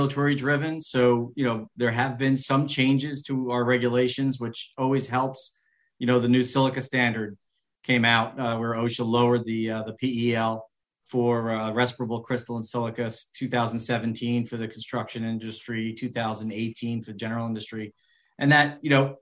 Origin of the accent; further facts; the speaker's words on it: New York, United States; I'm born and raised in New York